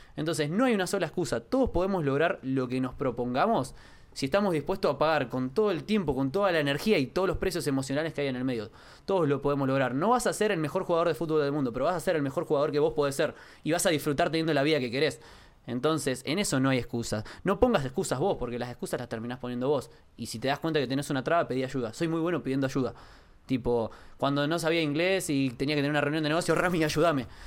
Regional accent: Quilmes, Buenos Aires Province, Argentina; De chico nací en Quilmes, eh, vengo de una familia de clase baja

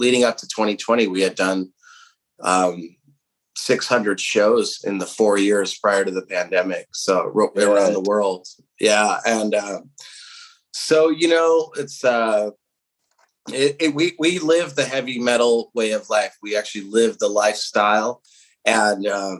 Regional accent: Southern California, United States; we come from Southern California, where we've been dominated by punk and hardcore, especially the town that we came from

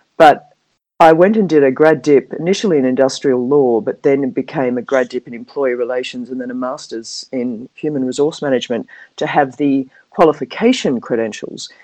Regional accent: Perth, Western Australia, Australia; accent: Australian; moved away as an adult; also born or lived in Manly, New South Wales; now in Hong Kong; I'm Australian, as you uh, probably can pick up by my accent. Um, I went to school and university in Perth in Western Australia

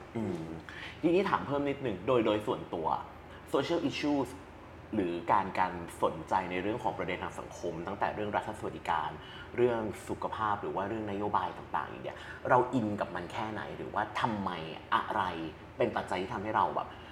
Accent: Chiang Mai, Thailand; เราเป็นคนเชียงใหม่มาตลอดชีวิต

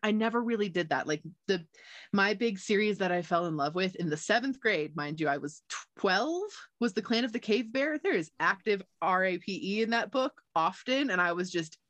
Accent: United States; also born or lived in Gardnerville, Nevada; I grew up in Lake Tahoe. I was lucky enough to be born and raised here.

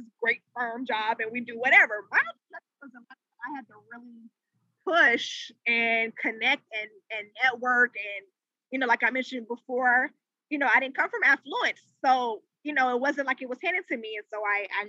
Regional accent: Charlotte, North Carolina, United States; moved away as an adult; also born or lived in Washington, D.C. / Maryland / Virginia area; I'm from Charlotte. I recently relocated back to Charlotte, but I've been primarily in the DMV, so the DC, Maryland, Virginia area for majority of my career

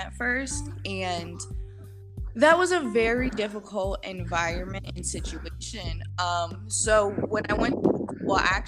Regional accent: Cape Coral, Florida, United States; also born or lived in New London, Connecticut; I was born in New London, Connecticut, but I grew up for most of my life in Florida

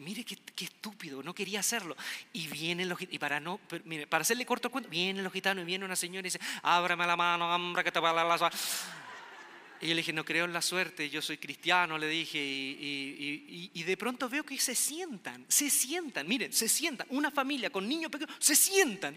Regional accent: Quilpué, Valparaíso, Chile; moved away as an adult; yo venía de un pueblo olvidado, un pueblo pequeño, Quilpué se llama Quilpué, mi pueblo de nacimiento.

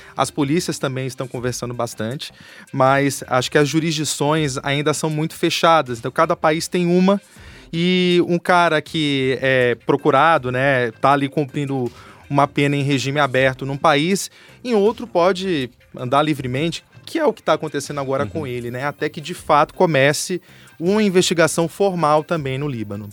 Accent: Bahia, Brazil; moved away as an adult; also born or lived in Rio de Janeiro; now in São Paulo, Brazil; sou da Bahia, moro aqui em São Paulo há 12 anos

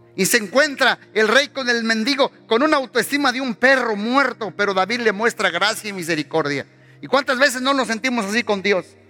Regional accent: Mexico; moved away; Salimos de México, pero México no salió de nosotros.

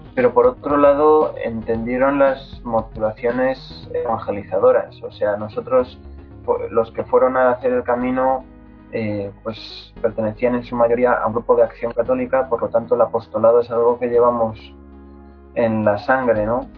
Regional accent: Spain; como español

